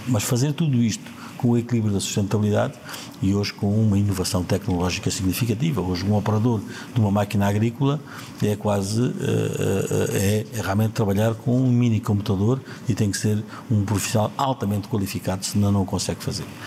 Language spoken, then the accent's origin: Portuguese; Ourique, Alentejo, Portugal; Câmara Municipal de Ourique, a minha terra, onde vivo e onde, onde nasci, onde cresci